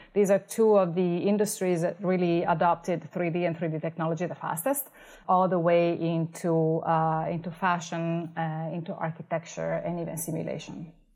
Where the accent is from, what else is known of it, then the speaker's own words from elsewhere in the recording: Italy; moved away as an adult; now in Los Angeles, United States; I came from Italy for my master's in piano performance.